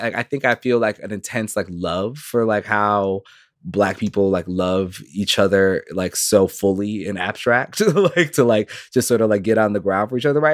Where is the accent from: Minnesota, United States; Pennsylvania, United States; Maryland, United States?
Minnesota, United States; Minneapolis; I'm very much born here.